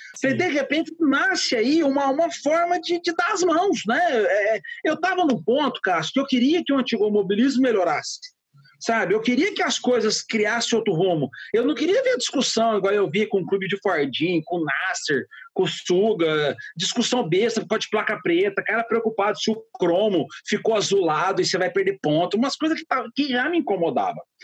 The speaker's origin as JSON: {"language": "Portuguese", "town": "Franca", "region": "São Paulo", "country": "Brazil", "tie": "born or raised there", "also_born_or_lived": "Ribeirão Preto", "said": "sou nascido em Franca, mas eu já morava em Ribeirão Preto nessa uhum. época."}